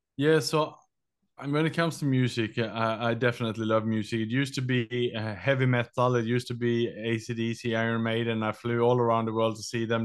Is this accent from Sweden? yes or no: yes; Sweden; English is a second language; moved away as an adult; also born or lived in Australia / London / Vietnam; now in Southeast Asia; I was born in Sweden. I was educated in Australia, and then I lived and worked in Southeast Asia last twenty years.